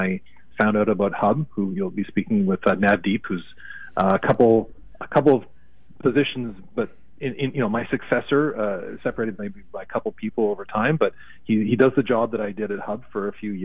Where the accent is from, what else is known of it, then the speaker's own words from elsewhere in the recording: Toronto, Ontario, Canada; I grew up in Toronto, so Canadian, of course